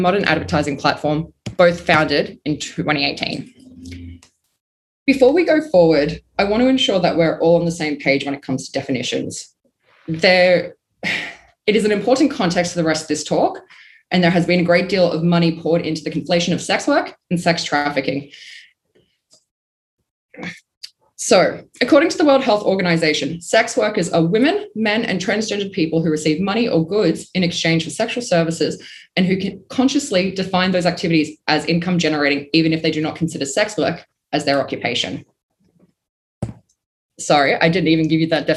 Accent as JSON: {"language": "English", "town": "Melbourne", "region": "Victoria", "country": "Australia", "said": "I'm from Melbourne, Australia"}